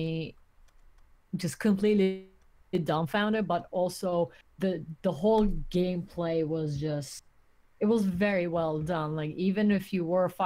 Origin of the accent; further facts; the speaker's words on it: Turkey; moved away; I grew up in Turkey. I didn't grow up in the US